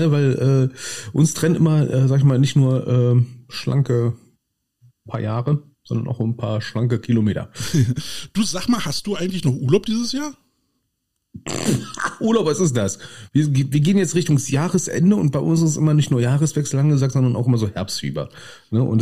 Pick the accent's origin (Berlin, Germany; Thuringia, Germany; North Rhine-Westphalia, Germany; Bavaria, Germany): Berlin, Germany; also als Berliner finden wir den Namen schon per se geil